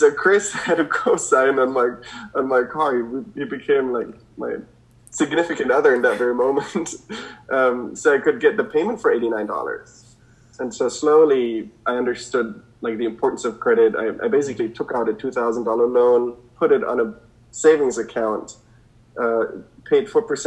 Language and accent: English; Germany; now in United States; I come from Germany